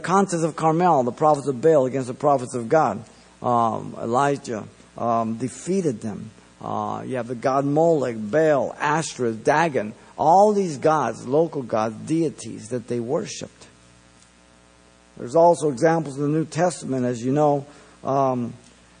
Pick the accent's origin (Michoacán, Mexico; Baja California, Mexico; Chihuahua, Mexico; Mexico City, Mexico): Mexico City, Mexico; now in United States; I was born in Mexico City